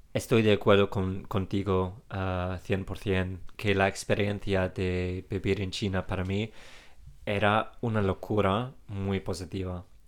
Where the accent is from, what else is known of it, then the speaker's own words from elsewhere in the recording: England, United Kingdom; Spanish is a second language; tenemos los ingleses